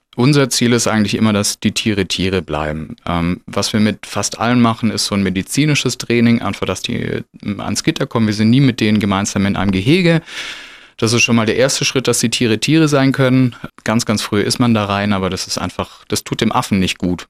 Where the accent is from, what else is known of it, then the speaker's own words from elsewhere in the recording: Stuttgart, Baden-Württemberg, Germany; wohne in Stuttgart Ost, bin ein bisschen ausgewandert, weil geboren bin ich in Bad Cannstatt